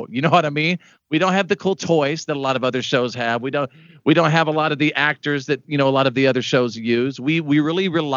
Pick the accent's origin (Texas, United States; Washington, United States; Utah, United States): Texas, United States; Wichita Falls; I grew up in Wichita Falls, Texas